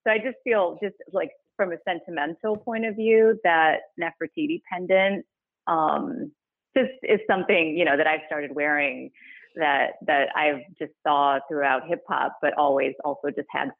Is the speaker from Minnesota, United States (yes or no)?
no; Detroit, Michigan, United States; moved away as an adult; also born or lived in Kazakhstan / New York; I grew up in Detroit